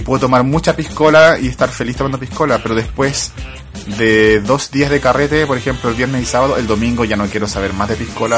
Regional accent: Chile; accent: Chilean; also born or lived in England; now in United Kingdom; tratando de esconder lo chileno

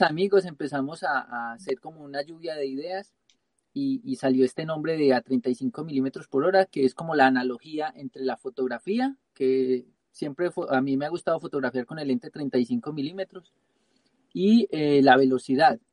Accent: Pereira, Risaralda, Colombia; moved away; yo soy de Colombia, soy de la región del eje cafetero, de la ciudad de Pereira

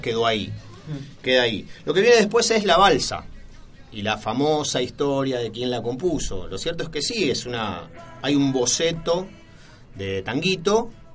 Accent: Argentina

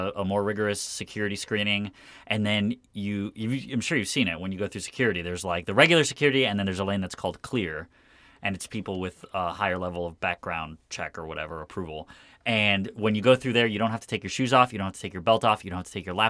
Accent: South Florida, United States; also born or lived in Gainesville, Florida; I grew up in South Florida

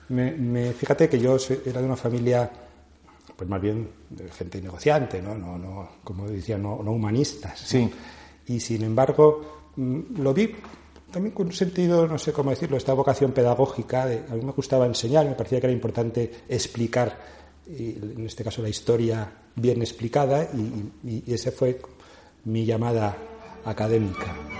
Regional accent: Madrid, Community of Madrid, Spain; also born or lived in Teruel, Aragon, Spain; yo aparezco en Madrid con seis años, a finales de los sesentas.

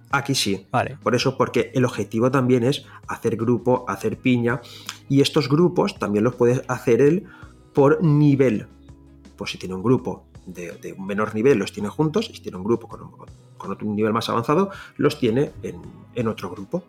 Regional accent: Valencia, Valencian Community, Spain; first language Valencian; Spanish is a second language; yo soy de Valencia y mi lengua nativa es el valenciano

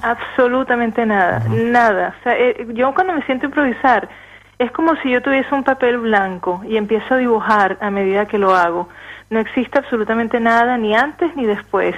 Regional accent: Venezuela; moved away; como todos los venezolanos que, estamos exiliados

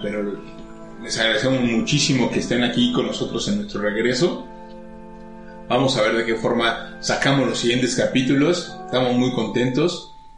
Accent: Mexico; como mexicano

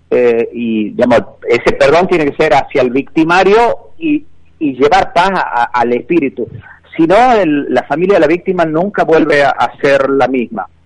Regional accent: Argentina; como argentino

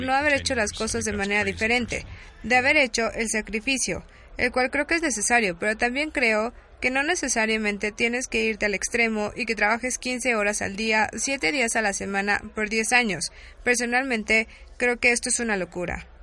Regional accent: Canada; Soy de Canadá

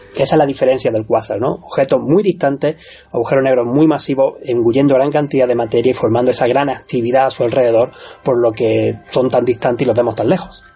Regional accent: Córdoba, Andalusia, Spain; now in Australia; con este acento soy nacido en Córdoba

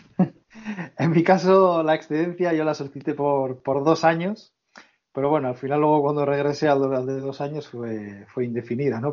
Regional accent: Portugalete, Basque Country, Spain; soy vecino de Portugalete

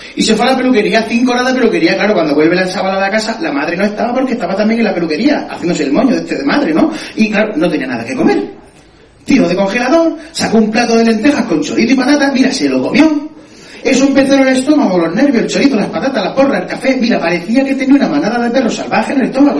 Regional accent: Spain; que somos españoles

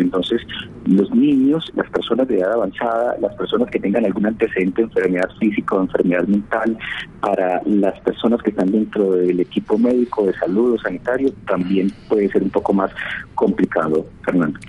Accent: Colombia

